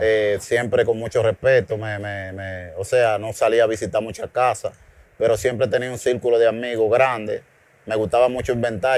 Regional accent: Santo Domingo, Distrito Nacional, Dominican Republic; also born or lived in Bonao; me fui a la edad de tres años, me trajeron a la capital.

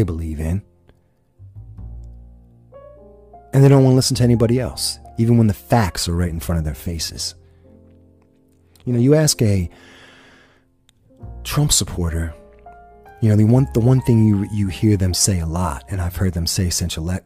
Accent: Pennsylvania, United States; It's my home state.

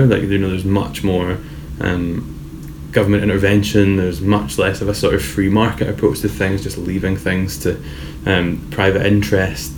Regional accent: Paisley, Scotland, United Kingdom; I'm from Paisley and my entire family's from Middlesbrough

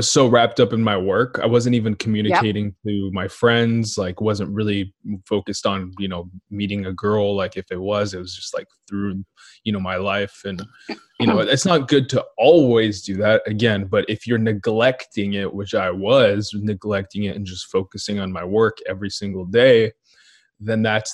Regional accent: Israel; also born or lived in Ethiopia; now in United States; I grew up in Israel

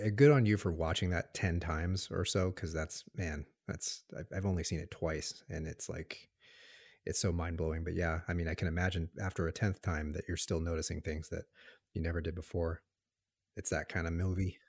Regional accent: Tucson, Arizona, United States; also born or lived in Los Angeles, California; originally born in Los Angeles, and um, moved to Arizona, Tucson, Arizona. It's my hometown when I was about two.

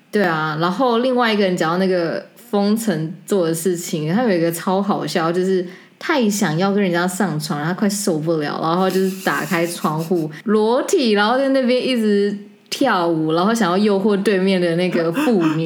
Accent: Taiwan; 所以我觉得我回到台湾呢，我觉得非常非常的 surprise

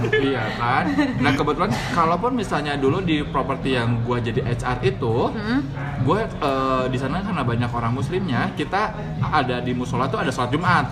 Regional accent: Bandung, West Java, Indonesia; kita juga orang Bandung

